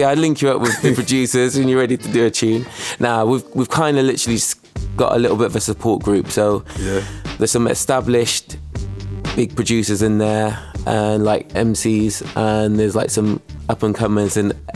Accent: Bristol, South West England, United Kingdom; also born or lived in Gloucester; when we was growing up in Bristol

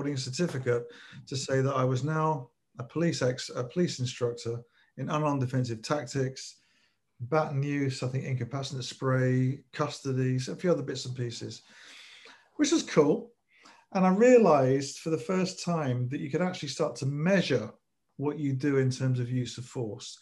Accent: London, United Kingdom; I was brought up in North London

